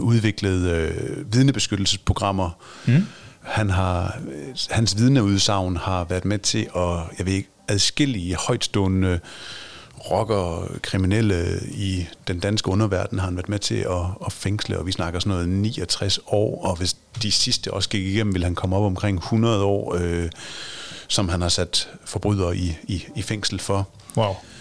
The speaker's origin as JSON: {"language": "Danish", "town": "Aarhus", "region": "Central Denmark Region", "country": "Denmark", "said": "som Aarhus-dreng"}